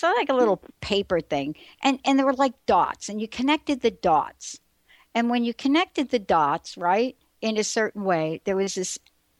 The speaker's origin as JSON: {"language": "English", "country": "United States", "tie": "born or raised there", "also_born_or_lived": "New Jersey", "said": "I grew up in New York and in New Jersey."}